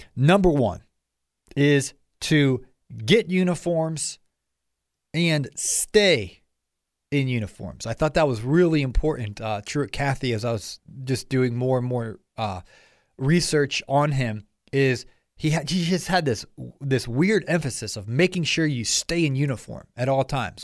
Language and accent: English; Ohio, United States; now in Atlanta, United States; I grew up in Ohio, and, uh, I moved down here to the A T L